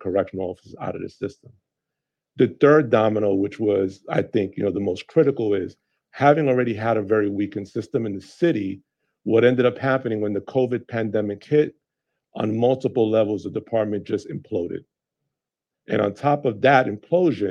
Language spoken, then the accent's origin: English; New York City, New York, United States; moved away; also born or lived in Las Vegas / Westchester; New York City is my hometown